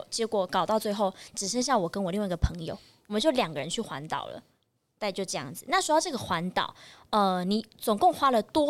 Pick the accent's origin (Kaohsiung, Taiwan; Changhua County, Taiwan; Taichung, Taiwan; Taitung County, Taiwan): Taichung, Taiwan; 设定我是台中人，不用设定，我就是台中人